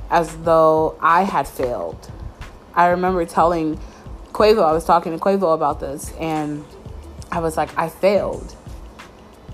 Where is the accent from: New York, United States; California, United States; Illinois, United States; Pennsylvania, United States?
New York, United States; Mount Vernon; moved away as an adult; I haven't lived in New York City or like in my hometown of Mount Vernon for 6 years.